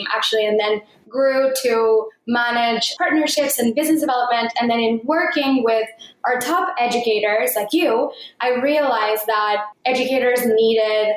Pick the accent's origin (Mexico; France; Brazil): Mexico; moved away; I grew up in Mexico and my parents live in Mexico still